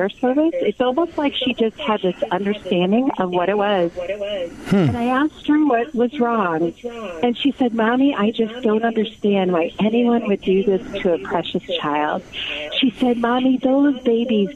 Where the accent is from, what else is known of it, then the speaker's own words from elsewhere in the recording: St. Louis, Missouri, United States; now in Omaha, United States; I went back to my hometown of St. Louis